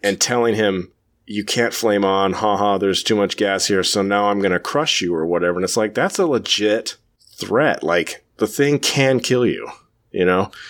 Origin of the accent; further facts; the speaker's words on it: California, United States; I was born, raised California